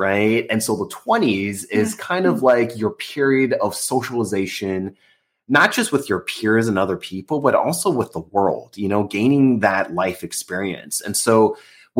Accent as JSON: {"language": "English", "country": "United States", "tie": "born or raised there", "said": "I was born in the States, I grew up as an American"}